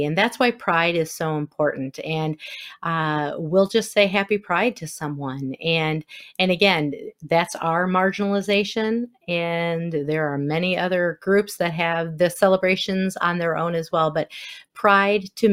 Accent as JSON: {"language": "English", "region": "Wisconsin", "country": "United States", "accent": "Wisconsin", "said": "my Wisconsin accent"}